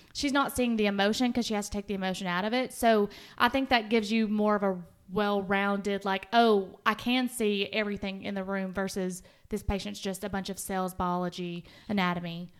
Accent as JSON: {"language": "English", "town": "Winchester", "region": "Tennessee", "country": "United States", "tie": "born or raised there", "also_born_or_lived": "Huntsville, Alabama", "said": "I went back to my hometown, Winchester, and worked for a year"}